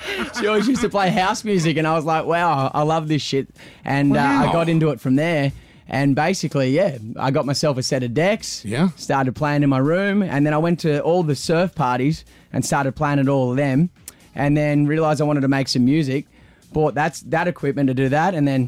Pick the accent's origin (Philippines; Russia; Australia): Australia; growing up in Australia and you know going to the Cross and seeing all these artists come in.